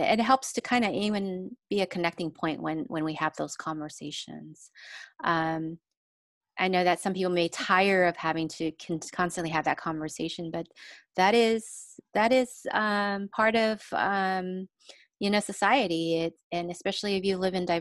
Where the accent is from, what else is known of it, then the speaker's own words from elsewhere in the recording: Los Angeles, California, United States; also born or lived in refugee camps (Cambodia/Thailand border); now in Long Beach, United States; I grew up in Echo Park area in the 80s